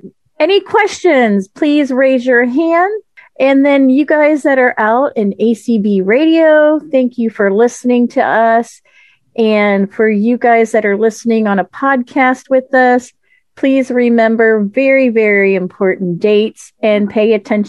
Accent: Florida, United States; I'm from Florida, and, you know, of course, we just had our first hybrid convention

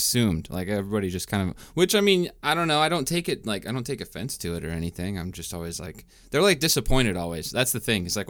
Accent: eastern Washington, United States; now in California, United States; because I'm from Washington, so it feels like in eastern Washington there's just like – it's exactly like this area, and it just feels like I'm back, like in this spot back home

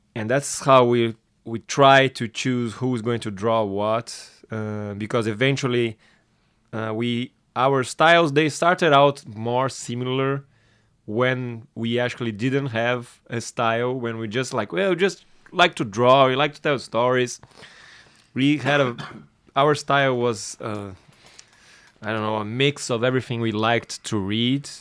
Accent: Brazil; born or raised there

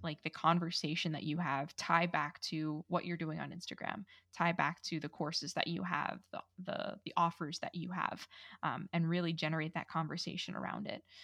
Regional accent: New York, United States; I'm Italian and from New York

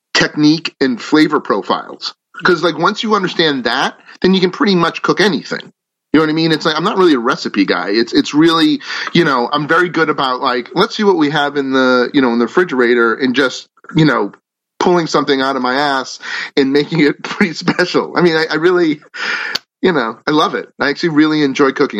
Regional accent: Natick, Massachusetts, United States; I grew up in Natick, Massachusetts

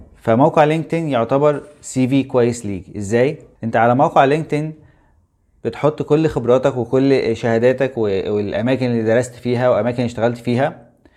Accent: Egypt; احنا مصريين

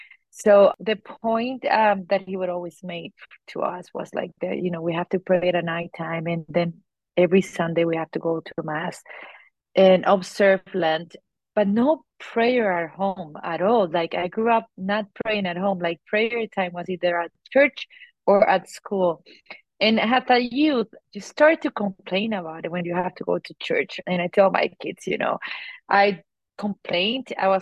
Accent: Colombia; Yes, I grew up in Colombia, South America. I am the oldest of five, grew up on a Catholic family

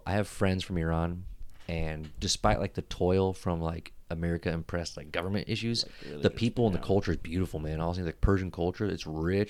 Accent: Philippines; Like I think what's scarier as a Filipino to travel there.

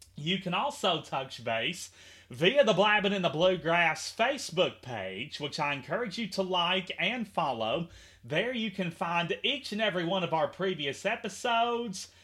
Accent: Henderson, Kentucky, United States; my hometown of Henderson, KY

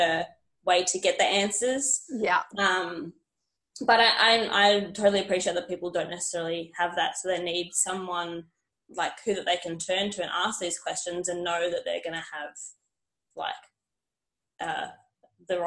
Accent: Perth, Western Australia, Australia; moved away as an adult; also born or lived in Esperance; now in Newcastle, Australia; I'm originally from Perth and moved over to New South Wales to get into the police force

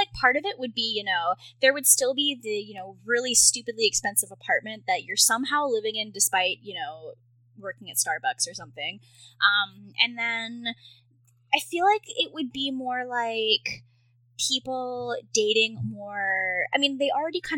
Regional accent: Victoria, British Columbia, Canada; moved away as an adult; So I've only been here for like 5 months. So I don't know if I could really give a good judge on that. But so I'm from Victoria in Canada, which is I would call it like the Portland of Canada almost. It's near Vancouver, so it's on the west coast

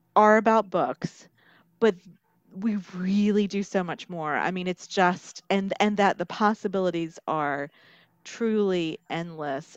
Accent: Marion, North Carolina, United States; now in Columbia, United States; I came from Western North Carolina, and then I made a stop in the upstate, and now I'm in the Midlands.

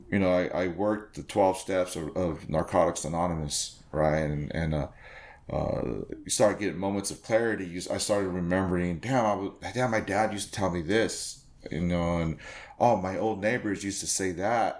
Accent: Whittier, California, United States; I grew up with him in Whittier, you know

